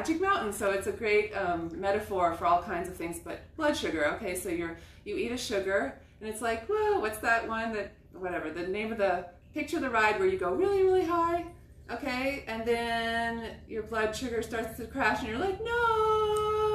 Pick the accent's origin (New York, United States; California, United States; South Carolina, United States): California, United States; Southern; moved away as an adult; also born or lived in Israel; I grew up in Southern California